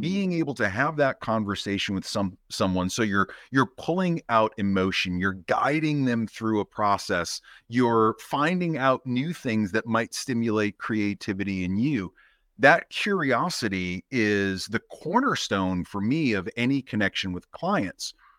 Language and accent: English; Boston, Massachusetts, United States; now in Maine, United States; growing up in Boston around the M I T area